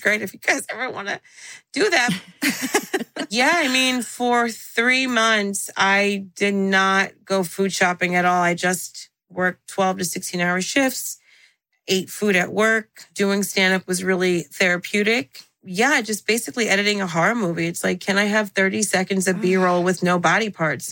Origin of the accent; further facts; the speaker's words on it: Central New Jersey, United States; first language English; moved away as an adult; also born or lived in Miami / New York City; I call myself the Khaleesi of Jersey because I was born in the North, raised in Central, lived in the South